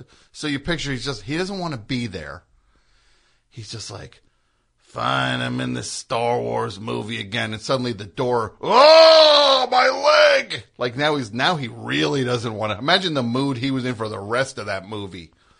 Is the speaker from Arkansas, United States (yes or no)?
no; Centennial, Colorado, United States; Well, technically I'm from Centennial.